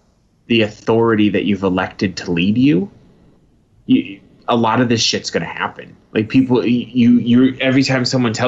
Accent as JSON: {"language": "English", "region": "East Coast", "country": "United States", "moved": "yes", "lives_now": "Phoenix, United States", "said": "We're from the East Coast."}